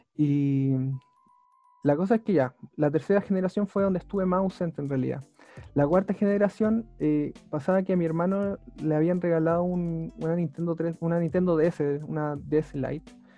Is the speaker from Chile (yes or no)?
yes; Talca, Maule, Chile; soy de Talca, eh, nací allá y he vivido toda mi vida acá